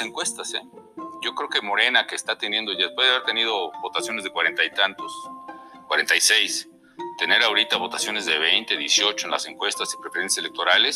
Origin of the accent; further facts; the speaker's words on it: Mexico; yo creo que soy una persona, mexicana mexicano que siempre ha estado bajo ataque